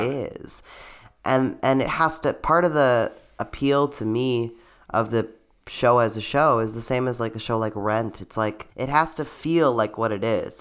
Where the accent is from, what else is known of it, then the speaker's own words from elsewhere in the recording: Canada; a Canadian theater performer